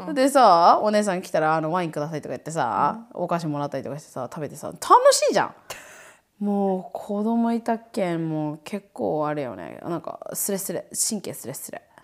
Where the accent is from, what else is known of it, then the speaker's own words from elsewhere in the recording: Niigata, Japan; moved away as an adult; now in Hawaii, United States; あそこでずっと生まれ育ったけど